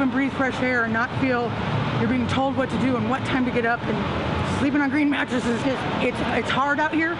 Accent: Humble, Texas, United States; Yeah, I was born in the city. My dad was in the Navy. I was raised up in Humble, but I chose to come back here to the city because I thought it would give myself a fresh start.

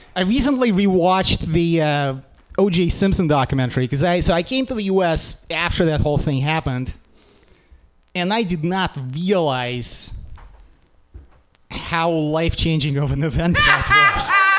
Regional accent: Russia; moved away; I'm from Russia, we didn't have like participation ribbons

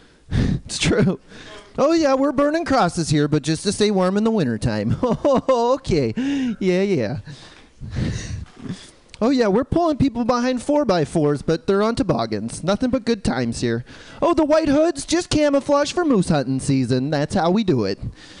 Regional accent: Canada; now in New York City, United States; I live in New York City, but I'm originally from Canada.

